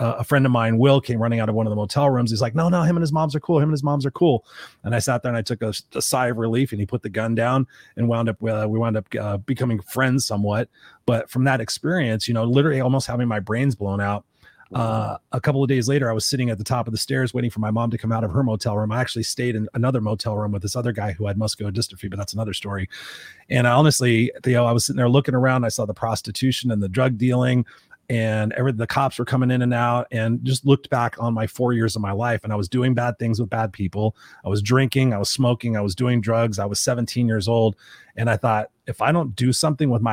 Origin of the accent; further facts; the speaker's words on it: Inglewood, California, United States; I grew up in Inglewood where I was the only white kid in a black neighborhood